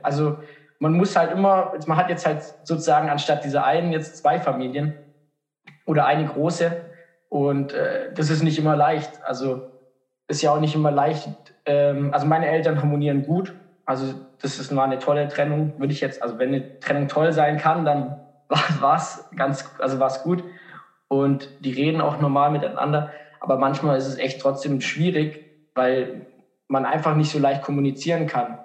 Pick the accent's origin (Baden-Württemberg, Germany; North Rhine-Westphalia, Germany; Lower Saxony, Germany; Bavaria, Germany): Baden-Württemberg, Germany; Markdorf; ich komme aus Markdorf